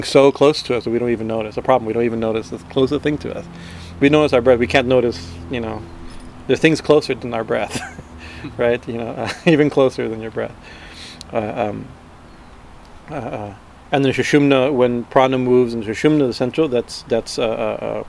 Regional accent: Prayagraj, Uttar Pradesh, India; That's my guru's ashram, that's my hometown

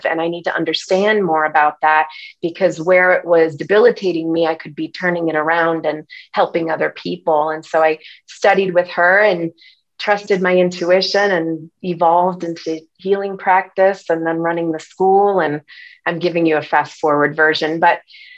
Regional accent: Connecticut, United States; I was raised on the East Coast in Connecticut

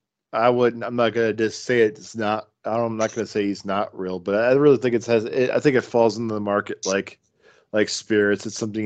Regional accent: Canada; We're from Canada.

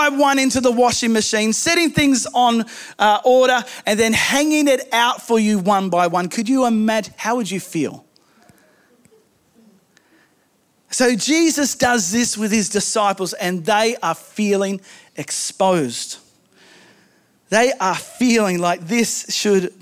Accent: Australia; I am Australian

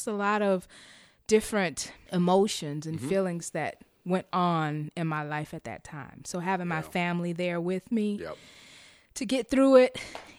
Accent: Chicago, Illinois, United States; I am from the west side of Chicago, born and raised, and I currently reside in the western suburb.

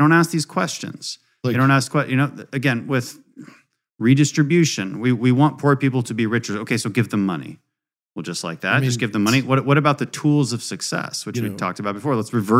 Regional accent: Houston, Texas, United States; So we're from Houston, and that's why they were living in Scotland.

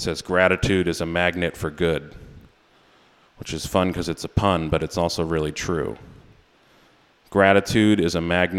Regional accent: Maine, United States; also born or lived in New York; I am from Maine

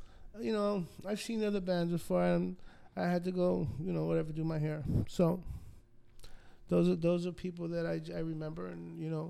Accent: New York, United States; also born or lived in North Miami Beach, United States; I grew up in New York and I grew up in North Miami Beach.

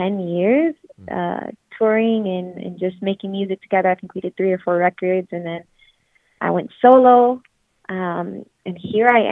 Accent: Florida, United States; born or raised there; also born or lived in New York / Puerto Rico (ancestry)

